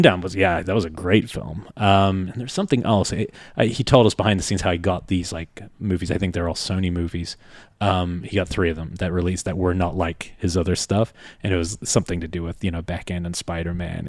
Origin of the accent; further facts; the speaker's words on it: New Zealand; moved away; I grew up in New Zealand